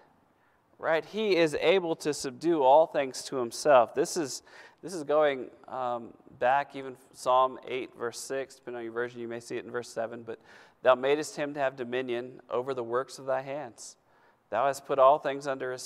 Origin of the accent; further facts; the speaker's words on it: United States; I'm an American. Born in America.